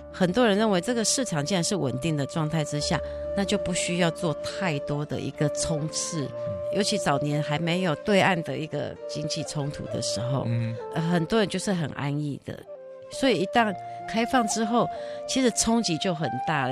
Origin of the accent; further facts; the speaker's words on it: Tainan, Taiwan; 我从小是在台南长大